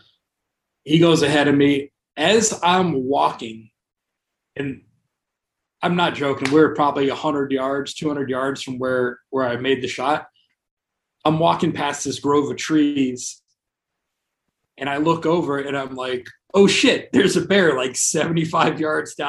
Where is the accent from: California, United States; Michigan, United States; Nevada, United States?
Nevada, United States; Las Vegas; I'm from Vegas.